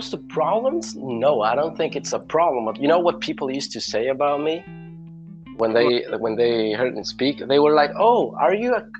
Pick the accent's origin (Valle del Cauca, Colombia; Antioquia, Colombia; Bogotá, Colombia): Bogotá, Colombia; English is a second language; moved away as an adult; also born or lived in United States; now in Cúcuta, Colombia; I was born in Bogota. 1999, but I moved to Cúcuta on 2018. So I've been living here for around 4 years.